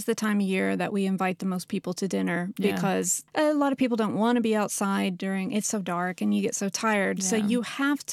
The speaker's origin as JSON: {"language": "English", "country": "United States", "moved": "yes", "lives_now": "Sweden", "said": "as an American"}